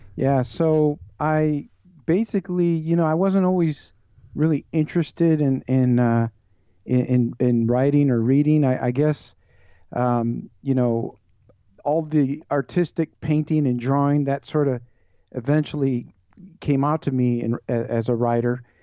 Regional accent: Chicago, Illinois, United States; born and raised in Chicago area

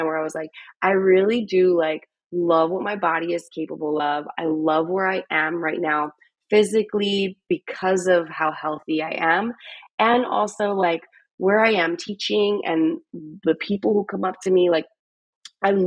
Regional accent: Philadelphia, Pennsylvania, United States; moved away as an adult; also born or lived in Chicago; now in Austin, United States; I'm from Philadelphia.

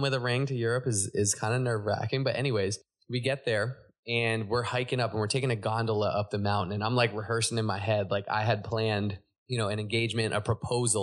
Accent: Laguna Niguel, California, United States; I was born out here in Laguna Niguel in Orange County, California

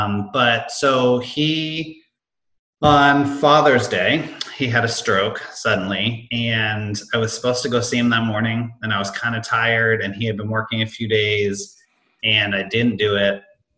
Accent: Hanover, New Hampshire, United States; born there; I was born in Hanover, New Hampshire.

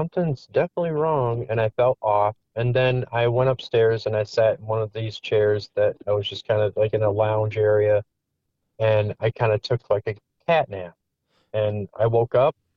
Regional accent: Wisconsin, United States; moved away as an adult; also born or lived in Iowa; I moved from Iowa to back to my hometown in Wisconsin, and I met, you know, my wife now, Tina, who I went to high school

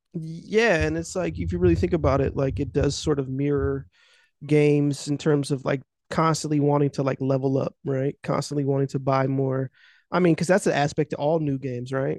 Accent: United States; I'm just from America

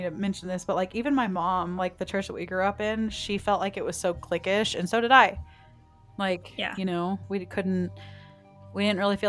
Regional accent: the South, United States; I was raised in the South

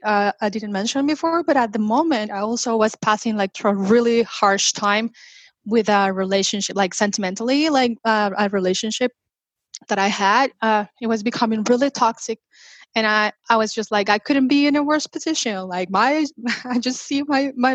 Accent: Mexico; moved away as an adult; originally I am from Mexico, and after I moved here

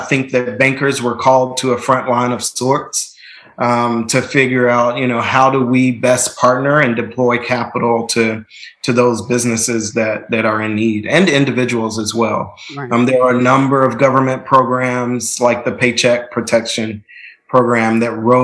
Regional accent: Nashville, Tennessee, United States; I'm from Nashville. I'm a fifth generation Nashvillian. So my family has deep, deep roots in the community, went to public schools all the way through, graduated from Hume Fogg

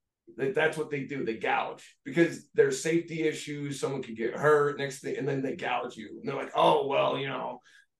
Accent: Pennsylvania, United States; I'm from Pennsylvania

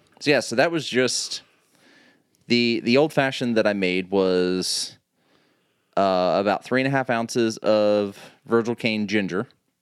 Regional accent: United States; Yeah, but I'm American. I'm entitled.

